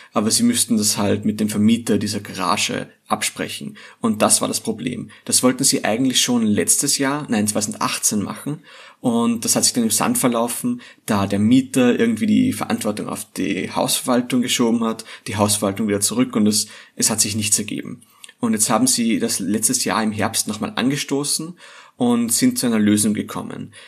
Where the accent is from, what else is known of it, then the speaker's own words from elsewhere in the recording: Austria; hier bei uns in Österreich